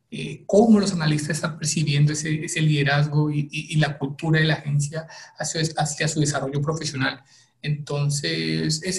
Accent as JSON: {"language": "Spanish", "country": "Colombia", "said": "soy colombiano, trabajo en RD hace unos dos años"}